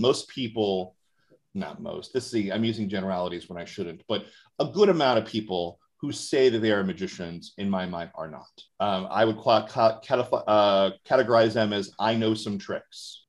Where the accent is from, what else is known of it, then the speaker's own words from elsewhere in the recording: Orlando, Florida, United States; moved away; I'm originally from Orlando, Florida